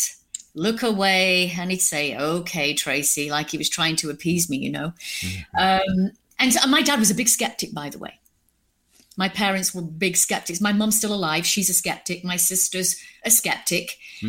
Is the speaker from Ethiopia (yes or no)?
no; United Kingdom; accent: British; moved away; I'm British